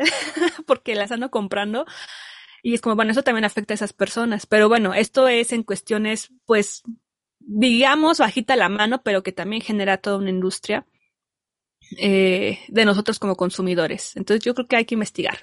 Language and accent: Spanish; Mexico; yo también soy mexicana.